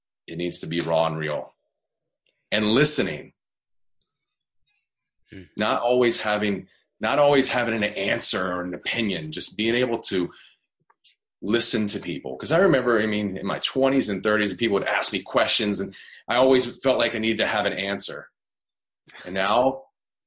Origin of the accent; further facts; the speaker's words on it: the South, United States; I'm from the South. I don't know if you know anything about the South. They have a little, like, Southern draw